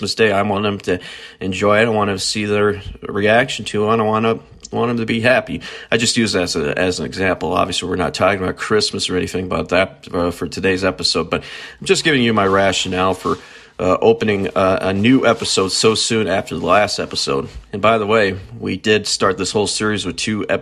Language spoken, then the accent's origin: English; near Prinsburg, near Willmar, Minnesota, United States; growing up on a farm near Princeburg, near Wilmer, Minnesota.